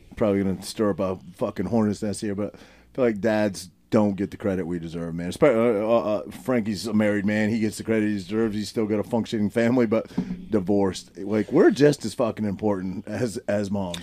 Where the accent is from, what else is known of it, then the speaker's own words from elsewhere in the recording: Maine, United States; Maine, maybe, like my home state